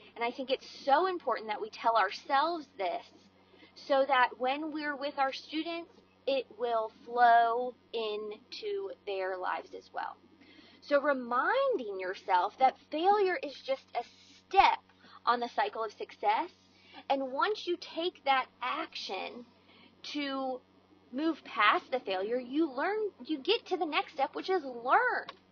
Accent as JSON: {"language": "English", "region": "Maryland", "country": "United States", "tie": "born or raised there", "moved": "yes", "lives_now": "Georgia, United States", "said": "I grew up in Maryland"}